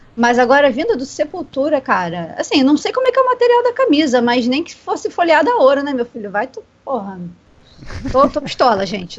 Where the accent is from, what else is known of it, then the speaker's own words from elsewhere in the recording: Rio de Janeiro, Brazil; eu sou do Rio de Janeiro, capital